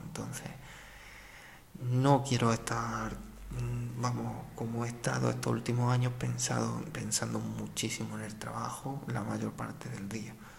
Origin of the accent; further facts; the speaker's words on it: a village in the province of Jaén, Andalusia, Spain; moved away as an adult; also born or lived in Beas de Segura; un pueblo de mi misma provincia